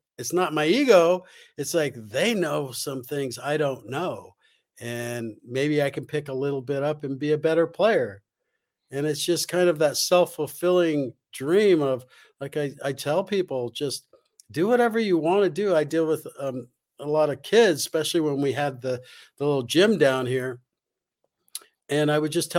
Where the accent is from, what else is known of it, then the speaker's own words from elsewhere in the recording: Los Angeles, California, United States; I grew up in Los Angeles